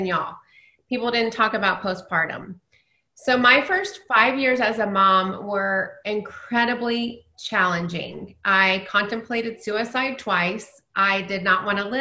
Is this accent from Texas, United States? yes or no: yes; Dallas, Texas, United States; I grew up in Dallas.